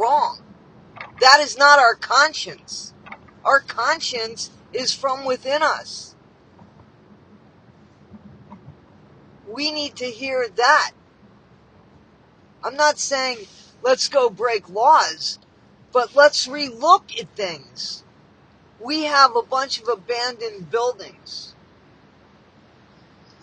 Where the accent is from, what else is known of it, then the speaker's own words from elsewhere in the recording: United States; I'm from the United States.